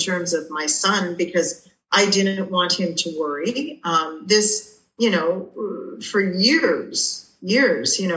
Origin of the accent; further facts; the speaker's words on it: Toronto, Ontario, Canada; I'm from Toronto, Canada